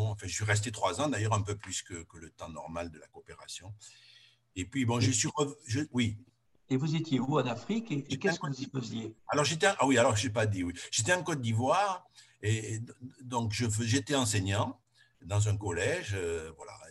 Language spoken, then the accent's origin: French; Juillan, Occitania, France; born there; je suis né à Juillan, donc il y a 73 ans, dans une, une famille d'agriculteurs parents étaient, paysans, une petite, euh, une, petite ferme